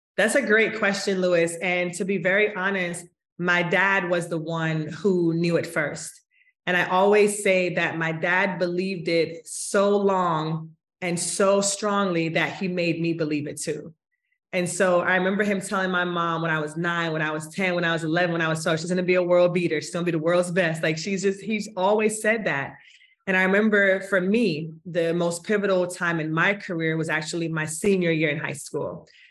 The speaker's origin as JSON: {"language": "English", "town": "Kingston", "country": "Jamaica", "tie": "born or raised there", "said": "I was born in Kingston, Jamaica, and have the most fond memories of my early days in Kingston."}